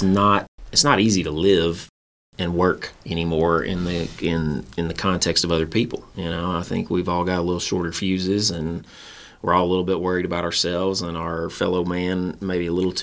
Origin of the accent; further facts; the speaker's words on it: Conway, United States; come back here and practice law in my hometown